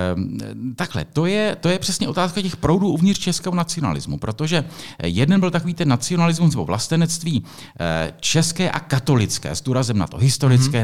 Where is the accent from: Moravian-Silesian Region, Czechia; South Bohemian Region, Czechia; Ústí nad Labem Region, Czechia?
South Bohemian Region, Czechia; Písek; já jsem vyrůstal v Písku